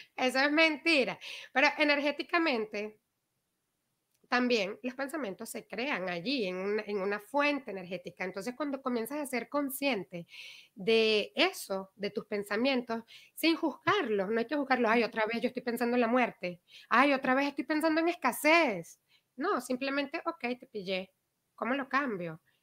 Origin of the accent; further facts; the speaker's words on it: Venezuela; moved away; Nosotros que mm. venimos de Venezuela